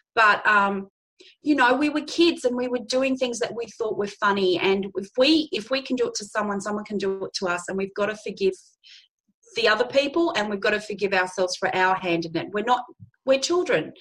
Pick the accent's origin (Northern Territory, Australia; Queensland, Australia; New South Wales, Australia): Northern Territory, Australia; Darwin; moved away as an adult; I was born in Darwin, the Northern Territory. I like to say I was conceived, born, and bred there.